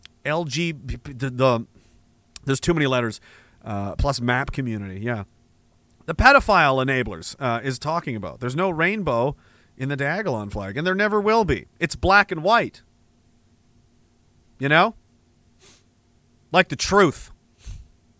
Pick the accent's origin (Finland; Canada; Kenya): Canada; East Coast, Atlantic Canada; I'm from the East Coast.